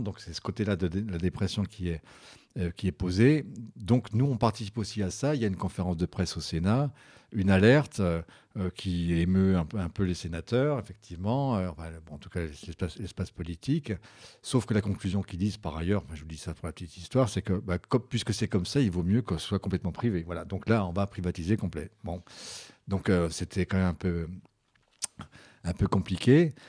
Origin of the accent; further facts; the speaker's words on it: Belfort, Bourgogne-Franche-Comté, France; je suis de Belfort